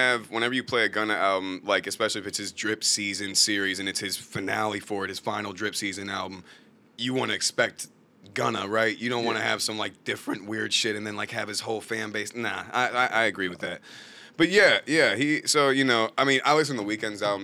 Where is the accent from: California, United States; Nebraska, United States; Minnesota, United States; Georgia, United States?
Georgia, United States; Atlanta; I'm from Atlanta